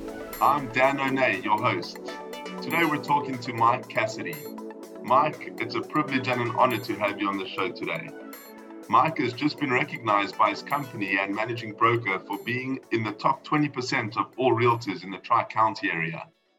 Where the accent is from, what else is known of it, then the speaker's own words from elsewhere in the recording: South Africa; I'm going to stick to my South African origin